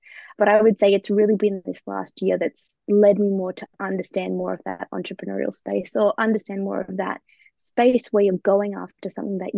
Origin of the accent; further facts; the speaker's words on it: Australia; now in United Kingdom; So I am an Aussie that lives in the UK at the moment.